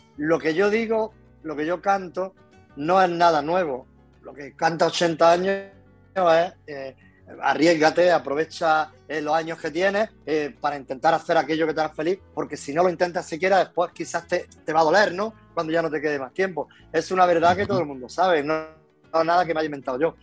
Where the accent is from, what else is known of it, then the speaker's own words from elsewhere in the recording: Loja, Andalusia, Spain; now in Málaga, Spain; Soy de un pueblecito nacido en Loja, que es un pueblecito de, de, Granada. Después me vine a Málaga hasta los cuatro años y por motivo de trabajo de mi padre y después volví a Granada